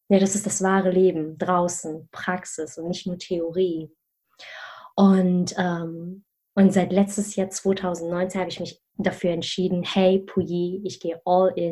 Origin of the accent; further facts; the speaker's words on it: Germany; weil ich ja zwischen mehreren Kulturen aufgewachsen bin, ursprünglich aus Malaysia komme, aber in Deutschland geboren und aufgewachsen bin.